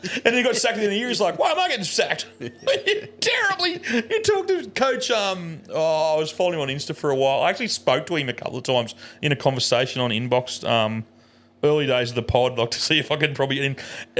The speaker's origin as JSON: {"language": "English", "country": "Australia", "said": "I say us. Because we're an Australian team."}